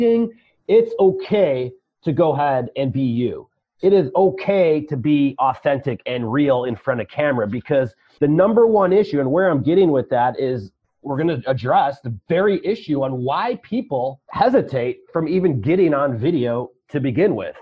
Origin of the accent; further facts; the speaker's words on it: Chicago, Illinois, United States; I'm from Chicago